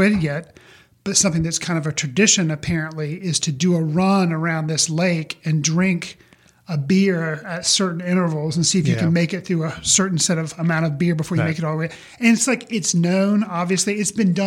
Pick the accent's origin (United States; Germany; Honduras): United States; me being an American